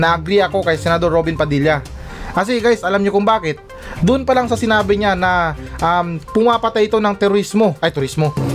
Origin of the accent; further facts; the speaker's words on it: Zamboanga City, Zamboanga Peninsula, Philippines; now in Metro Manila, Philippines; ako laking Mindanao ako ha. Ah. Galing akong ano, tubong akong Sambuanga City.